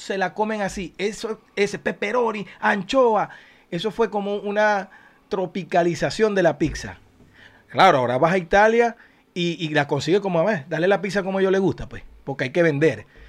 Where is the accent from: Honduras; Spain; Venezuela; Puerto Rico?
Venezuela; Zulia; now in United States; a mi Zulia lo quiero